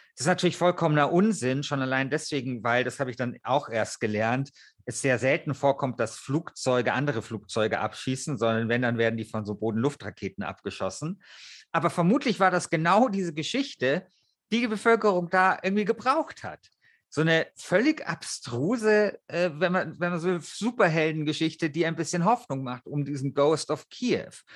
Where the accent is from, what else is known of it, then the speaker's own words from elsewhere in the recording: Germany; bei uns in Deutschland